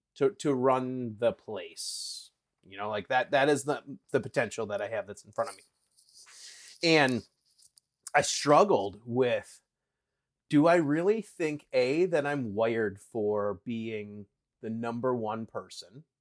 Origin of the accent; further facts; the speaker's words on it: Wisconsin, United States; I grew up in Wisconsin